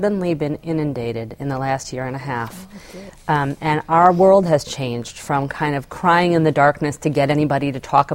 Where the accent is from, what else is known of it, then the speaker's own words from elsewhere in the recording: Madison, Wisconsin, United States; born and bred Madisonian